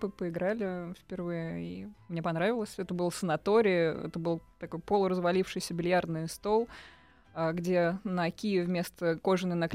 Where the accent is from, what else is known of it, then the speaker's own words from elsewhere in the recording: Kazan, Tatarstan, Russia; moved away as an adult; now in Moscow, Russia; Я родом из Казани.